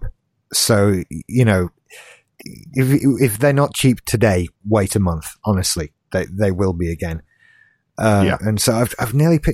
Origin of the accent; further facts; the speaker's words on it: United Kingdom; as a British person